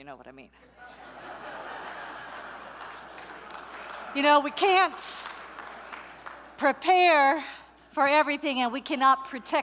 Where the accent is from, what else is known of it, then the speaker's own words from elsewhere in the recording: San Francisco, California, United States; moved away; also born or lived in New York; I'm from San Francisco. I lived 10 years in New York.